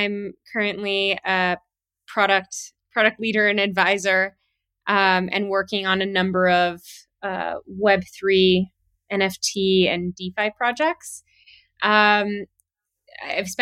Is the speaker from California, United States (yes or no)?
yes; Southern California, United States; also born or lived in Miami, Florida; I was born in Miami and moved over to California when I was 5. So pretty early on in life, and spent most of my youth in Southern California.